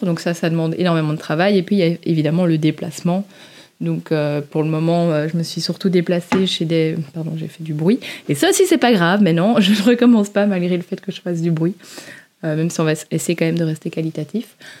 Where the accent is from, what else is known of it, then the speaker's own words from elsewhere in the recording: Belgium; accent: Belgian; nos petits accents belges